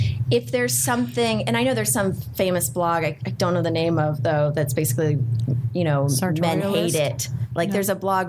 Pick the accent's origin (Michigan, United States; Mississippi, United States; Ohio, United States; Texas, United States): Texas, United States; I grew up in Texas